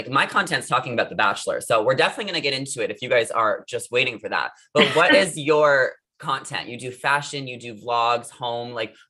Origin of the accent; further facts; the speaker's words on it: New York, United States; moved away as an adult; now in California, United States; I grew up in New York